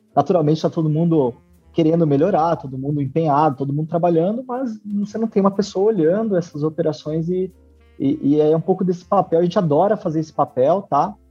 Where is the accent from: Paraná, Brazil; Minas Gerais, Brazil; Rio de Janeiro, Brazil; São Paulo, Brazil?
Paraná, Brazil; western; meu pai tem uma construtora há 30 anos aqui na região oeste do Paraná, é, onde eu nasci